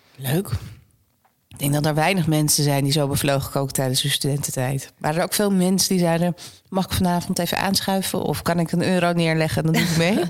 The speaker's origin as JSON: {"language": "Dutch", "town": "Amsterdam", "region": "North Holland", "country": "Netherlands", "tie": "born or raised there", "said": "ik ben natuurlijk geboren getogen in Amsterdam"}